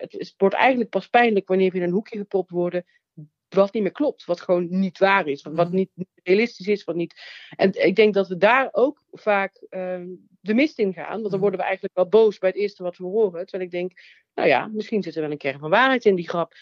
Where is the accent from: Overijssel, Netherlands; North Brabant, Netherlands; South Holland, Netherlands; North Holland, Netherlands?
North Brabant, Netherlands; Nuland; Ik kom uit het Nuland, uit een klein dorp.